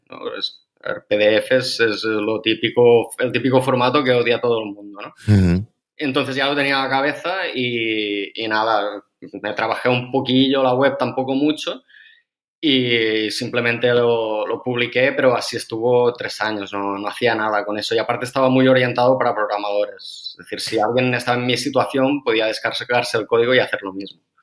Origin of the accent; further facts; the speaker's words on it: Amposta, Catalonia, Spain; De Ampuesta, de un pueblo del Delta del Ebro.